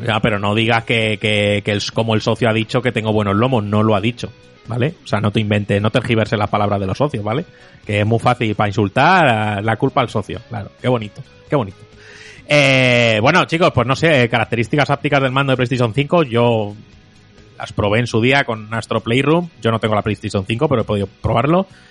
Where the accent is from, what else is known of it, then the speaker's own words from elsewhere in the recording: Móstoles, Community of Madrid, Spain; yo crecí en Móstoles